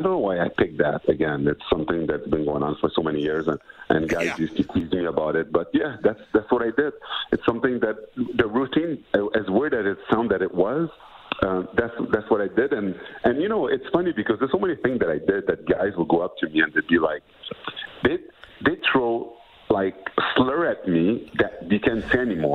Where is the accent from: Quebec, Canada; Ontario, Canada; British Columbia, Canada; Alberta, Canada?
Quebec, Canada; Montreal; also born or lived in Edmonton; I was born in Montreal